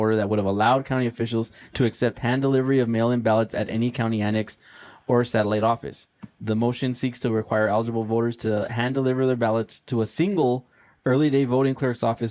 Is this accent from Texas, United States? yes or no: yes; Texas, United States; my home state of Texas